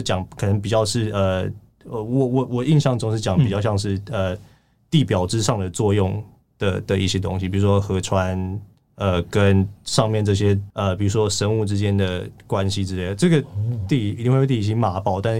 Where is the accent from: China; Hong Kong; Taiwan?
Taiwan; 我觉得如果是一个就是在台湾长大。然后受台湾英文教育人，我觉得我英文应该算是不错。